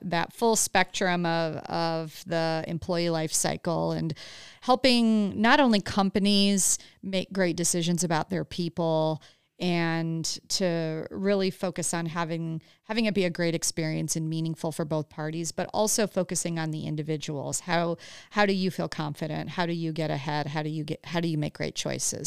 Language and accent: English; Huron, Ohio, United States; moved away; grew up right by Cedar Point, um, in Huron, Ohio.